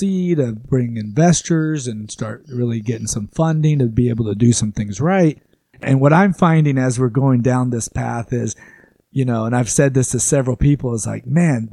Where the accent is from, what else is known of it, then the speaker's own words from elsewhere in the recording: Arlington, Texas, United States; I grew up in Arlington